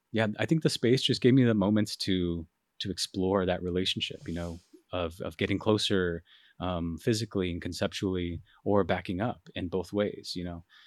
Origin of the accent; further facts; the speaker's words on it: Phoenix, Arizona, United States; moved away as an adult; also born or lived in Rochester, New York; I'm from Phoenix, Arizona